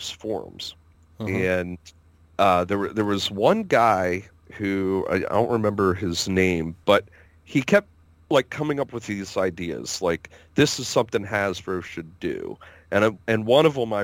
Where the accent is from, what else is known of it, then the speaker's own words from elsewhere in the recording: Pennsylvania, United States; we said, PA